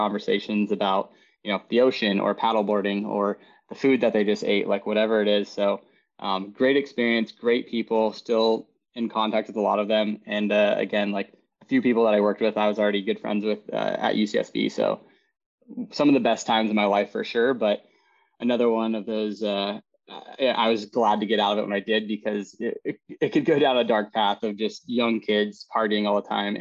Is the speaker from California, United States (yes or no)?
yes; Chico, California, United States; now in Sacramento, United States; I grew up in Chico, California, where, you know, most people are very blue collar